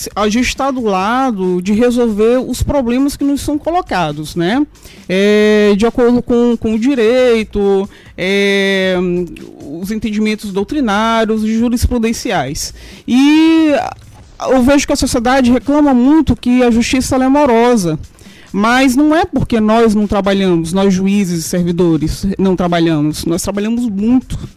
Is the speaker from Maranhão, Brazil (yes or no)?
yes; São Luís, Maranhão, Brazil; also born or lived in Lisbon; Eu nasci em São Luís, sou ludovicense